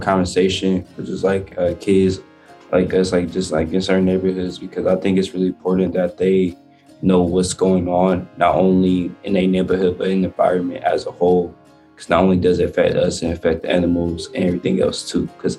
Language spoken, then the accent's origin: English; Mississippi, United States; now in Milwaukee, United States; So I used to be in Mississippi a lot. Like, I grew up in Mississippi